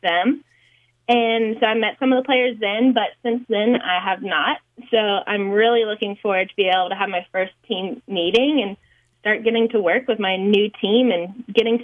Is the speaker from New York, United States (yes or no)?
no; Georgia, United States; moved away; I'm from Georgia